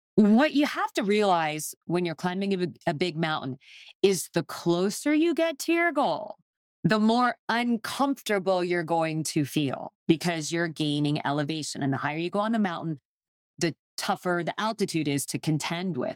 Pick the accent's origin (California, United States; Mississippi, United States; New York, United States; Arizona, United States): Arizona, United States; Phoenix; I grew up in Phoenix, Arizona